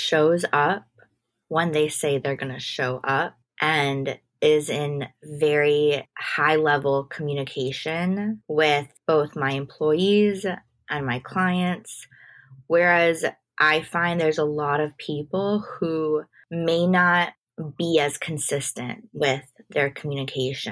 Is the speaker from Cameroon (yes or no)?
no; Chicago, Illinois, United States; now in New York, United States; I grew up in Chicago